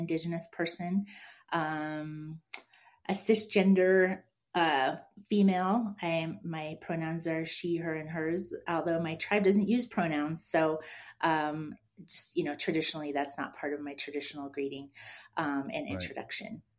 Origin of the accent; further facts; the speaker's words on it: Lac du Flambeau, Wisconsin, United States; I am from Lac du Flambeau, Wisconsin